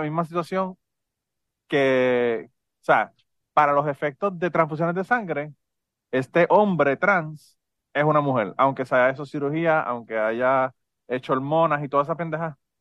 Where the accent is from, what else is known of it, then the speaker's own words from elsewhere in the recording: Puerto Rico; si somos boricuas